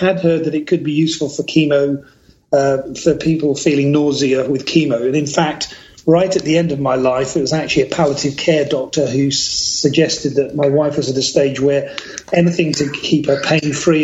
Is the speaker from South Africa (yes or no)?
no; United Kingdom; now in British Columbia, Canada; born and raised in the United Kingdom